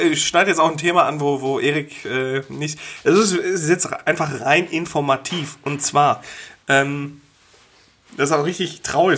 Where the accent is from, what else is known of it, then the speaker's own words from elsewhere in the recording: Wulfen, North Rhine-Westphalia, Germany; da, wo ich aufgewachsen bin, in Wulfen